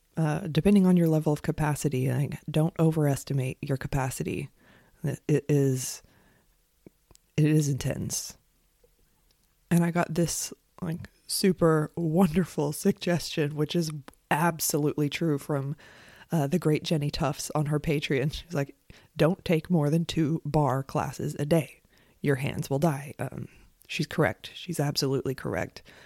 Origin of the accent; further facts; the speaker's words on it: United States; I'm an American.